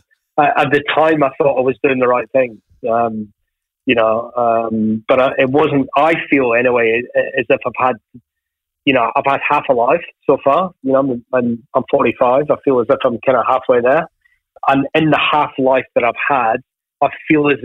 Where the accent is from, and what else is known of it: Ayr, Scotland, United Kingdom; born or raised there; also born or lived in Glasgow